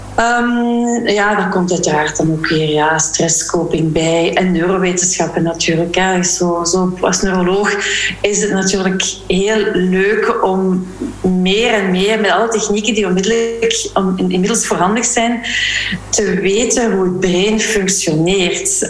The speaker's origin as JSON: {"language": "Dutch", "region": "Flanders", "country": "Belgium", "tie": "born or raised there", "also_born_or_lived": "Leuven / Walloon Brabant", "moved": "as an adult", "lives_now": "Brussels, Belgium", "said": "ik ben opgegroeid in Vlaanderen"}